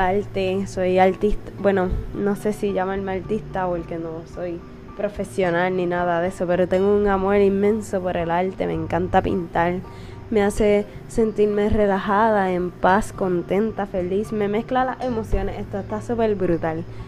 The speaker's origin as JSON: {"language": "Spanish", "country": "Puerto Rico", "said": "soy de Puerto Rico, tengo 21 años"}